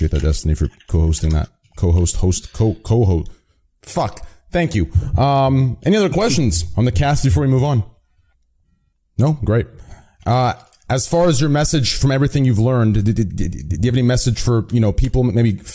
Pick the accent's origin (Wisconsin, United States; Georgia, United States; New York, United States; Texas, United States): Texas, United States; I'm from Texas